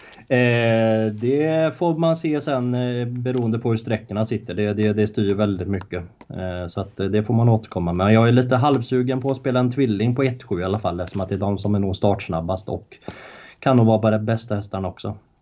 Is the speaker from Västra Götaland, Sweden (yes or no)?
yes; Uddevalla, Västra Götaland, Sweden; bott i Uddevalla hela mitt liv